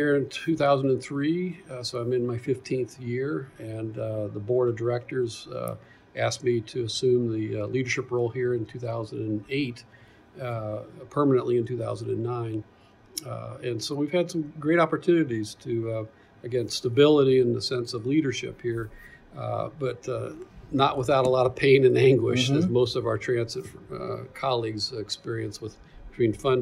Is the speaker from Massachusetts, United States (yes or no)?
no; Louisville, Kentucky, United States; now in Indianapolis, United States; I'm from Kentucky, Louisville originally